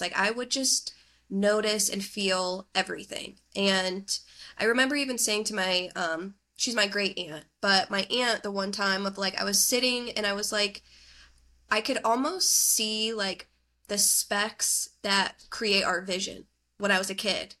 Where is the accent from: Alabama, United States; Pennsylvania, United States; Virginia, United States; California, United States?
Pennsylvania, United States; northeastern; now in Pittsburgh, United States; I grew up in northeastern Pennsylvania